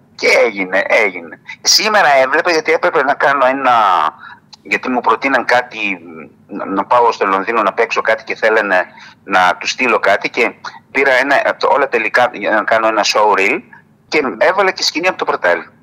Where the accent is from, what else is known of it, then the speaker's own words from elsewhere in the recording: Didymoteicho, Eastern Macedonia and Thrace, Greece; το δημότυχο είναι η πατρίδα μου. Εκεί δηλαδή η γιαγιά μου που σου είπα που ήρθε πρόσφυγας εγκαταστάθηκε στο διδημότυχο. Και εκεί γεννήθηκα κι εγώ